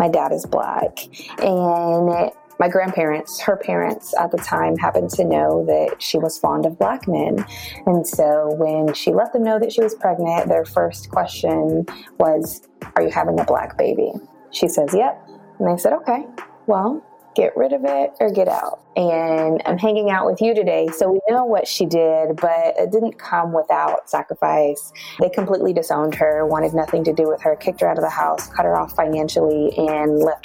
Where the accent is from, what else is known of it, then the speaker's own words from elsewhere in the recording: Amarillo, Texas, United States; I'm originally from Amarillo, Texas